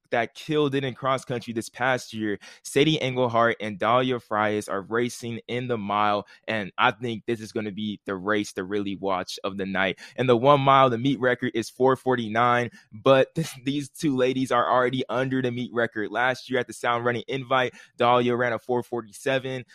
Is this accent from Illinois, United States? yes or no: no; California, United States; we're from California